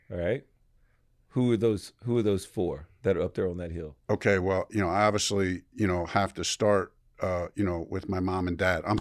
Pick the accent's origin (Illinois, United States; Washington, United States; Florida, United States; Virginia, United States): Illinois, United States; Chicago; I am from Chicago.